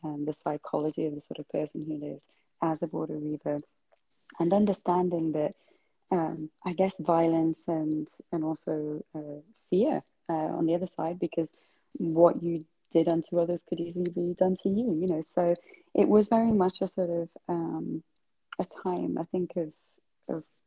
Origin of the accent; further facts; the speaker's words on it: on the border with Scotland, North East England, United Kingdom; when you live in the north of England historically, you know, on the border with Scotland